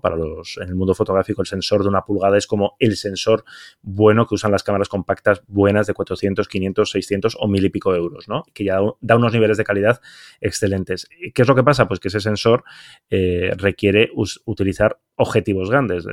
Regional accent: Basque Country, Spain; now in Barcelona, Spain; yo como soy vasco

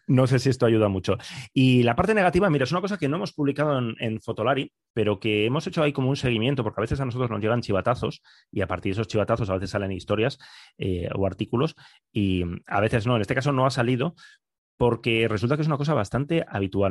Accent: Bilbao, Basque Country, Spain; yo soy de Bilbao

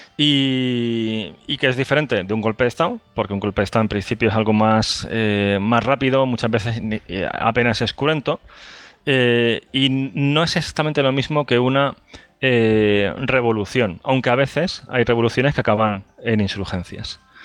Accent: Andalusia, Spain; yo soy de Andalucía

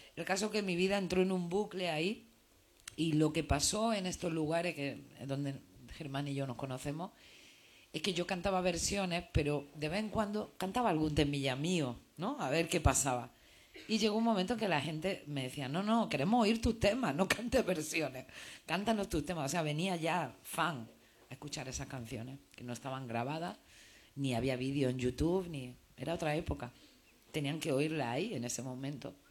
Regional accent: Granada, Andalusia, Spain; moved away as an adult; also born or lived in Madrid; now in Barcelona, Spain; yo soy de Granada, he vivido en Madrid y ahora vivo en Barcelona

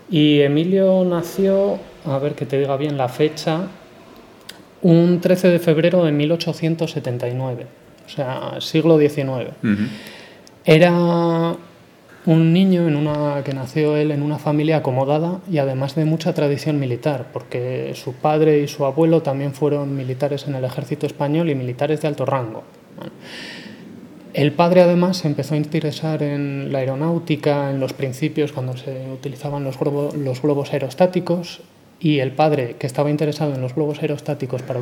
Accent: Zaragoza, Aragon, Spain; moved away as an adult; also born or lived in Barcelona / Huesca; now in Santander, Spain; eh, yo nací en Zaragoza, estudié físicas allí

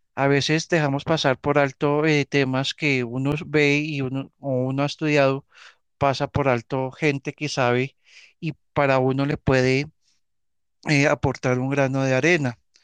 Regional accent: Colombia; soy colombiano

